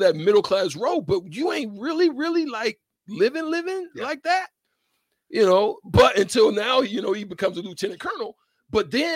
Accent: the South, United States; when I was growing up in the South, living at my grandmother's house

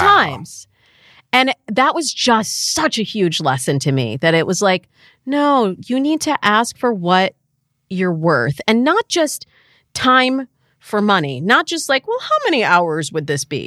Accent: Michigan, United States; moved away; I'm from the Midwest, like, I'm from Michigan

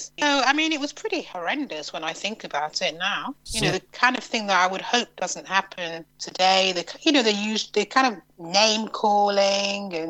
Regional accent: York, Yorkshire and the Humber, United Kingdom; I grew up in York, not New York, but the original York

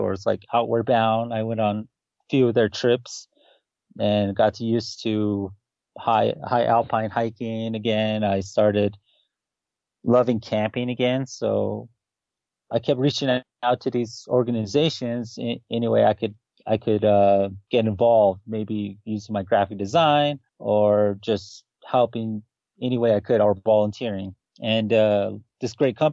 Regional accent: United States; also born or lived in Kirtland, New Mexico; I grew up on the Navajo Nation and grew up in the boarding school life

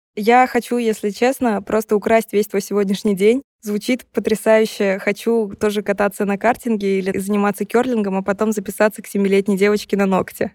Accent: Saint Petersburg, Russia; moved away as an adult; now in Georgia; я из России, из Санкт-Петербурга

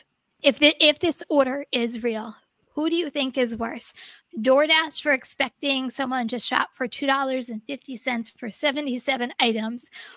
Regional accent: New Jersey, United States; I'm from New Jersey. You should know I don't pronounce everything correctly

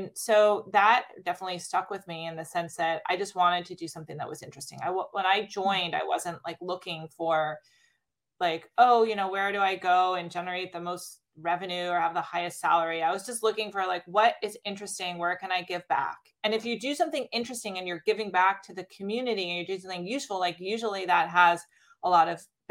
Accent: Stanford, California, United States; Growing up on the campus

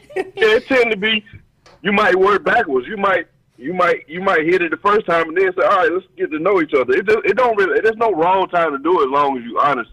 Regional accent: Georgia, United States; now in DC area, United States; I'm from Georgia

